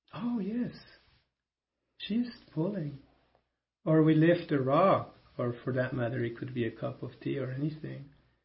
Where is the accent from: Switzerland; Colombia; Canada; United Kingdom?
Switzerland; first language German; English is a second language; Because in German, which is my mother tongue, Swiss, it is die Erde.